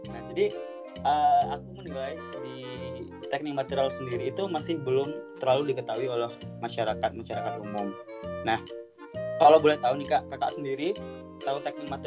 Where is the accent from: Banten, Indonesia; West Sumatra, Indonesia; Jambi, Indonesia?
West Sumatra, Indonesia; Padang; kalau aku nih kak pulang kampung ke Padang, aku kebetulan ini orang Padang ya kak.